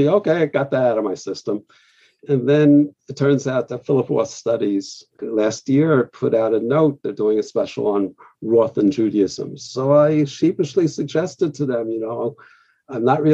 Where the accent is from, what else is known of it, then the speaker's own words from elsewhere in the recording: Newark, New Jersey, United States; I grew up in Newark. I grew up in the Weequahic section